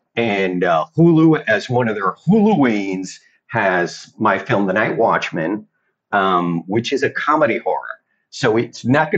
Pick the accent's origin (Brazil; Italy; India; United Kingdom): Italy; now in United States; I grew up over in Italy, and this was back in the old country